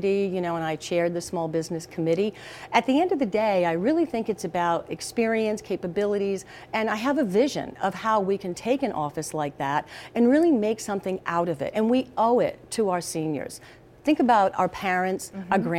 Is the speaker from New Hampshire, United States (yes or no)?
no; Lincoln, Rhode Island, United States; also born or lived in Providence, Rhode Island / Jamestown, Rhode Island / Middletown, Rhode Island; I was born in Providence on Branch Avenue